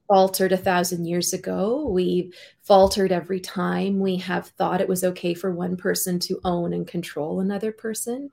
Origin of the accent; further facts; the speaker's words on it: North Vancouver, British Columbia, Canada; I was born in North Vancouver in British Columbia.